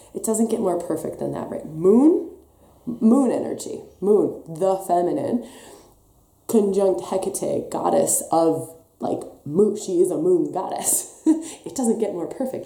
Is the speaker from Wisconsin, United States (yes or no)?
yes; Wisconsin, United States; accent: Wisconsin; now in Australia; There's my Wisconsin accent coming back